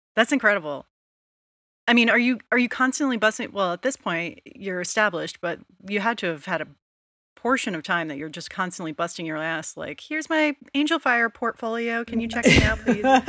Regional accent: Rhode Island, United States; I'm from Rhode Island.

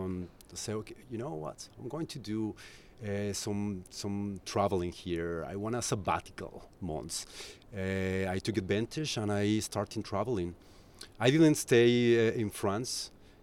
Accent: Colombia; English is a second language; moved away as an adult; now in Barcelona, Spain; I'm originally from Colombia.

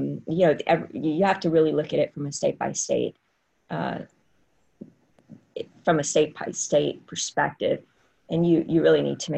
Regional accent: Southwest Louisiana, United States; I'm from Southwest Louisiana

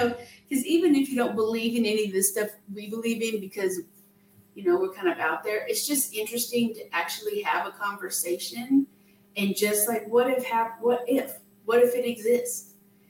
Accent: Wyoming, United States; when I was younger, I was raised in Wyoming in the Tetons and stuff

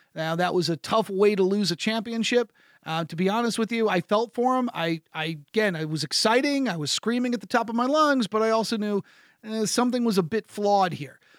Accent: United States; as an American

